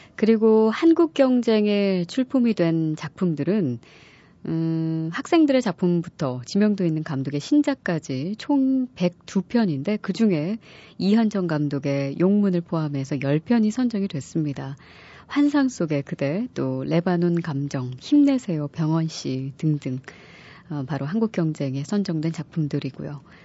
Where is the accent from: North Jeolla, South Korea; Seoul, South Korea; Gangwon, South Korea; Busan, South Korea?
North Jeolla, South Korea; Jeonju; moved away; 저는 고향이 전주입니다.